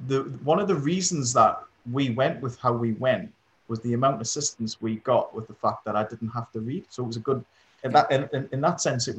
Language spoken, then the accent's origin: English; Stanley, North East England, United Kingdom; I live in a town called Stanley, which is basically hills.